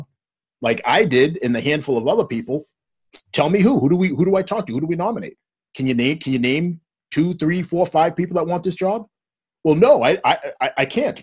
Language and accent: English; Stoughton, United States; I grew up in Stoughton, old Stoughton, that was nowhere near as diverse as where we are now.